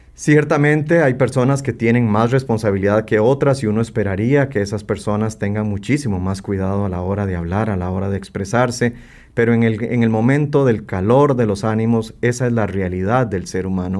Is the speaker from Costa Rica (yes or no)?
yes; Costa Rica; como costarricenses